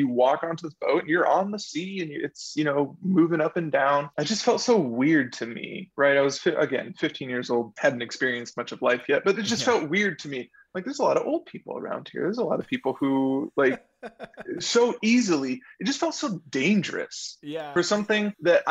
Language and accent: English; La Habra, California, United States; living in Southern California, especially growing up in La Habra